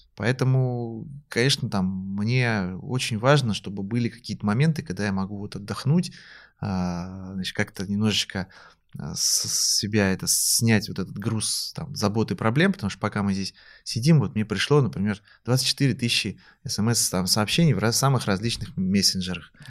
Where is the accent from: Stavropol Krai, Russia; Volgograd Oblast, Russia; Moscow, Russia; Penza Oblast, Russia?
Moscow, Russia; я сам москвич